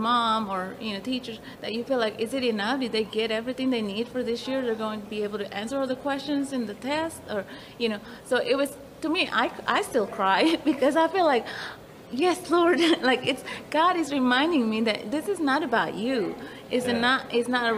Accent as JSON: {"language": "English", "country": "Indonesia", "moved": "yes", "lives_now": "Walkertown, United States", "said": "I'm from Indonesia"}